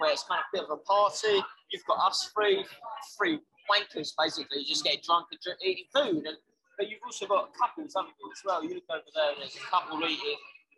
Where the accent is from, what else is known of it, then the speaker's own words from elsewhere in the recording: Essex, East of England, United Kingdom; moved away; also born or lived in London; I'm from Essex